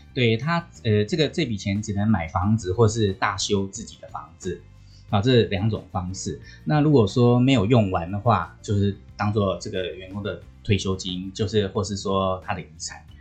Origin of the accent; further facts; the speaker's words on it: Taiwan; 我们台湾人算台港澳